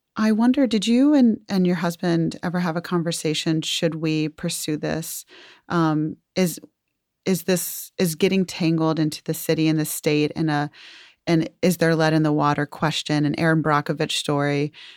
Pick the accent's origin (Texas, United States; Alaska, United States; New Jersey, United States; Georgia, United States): Georgia, United States; Atlanta; my hometown, Atlanta, Georgia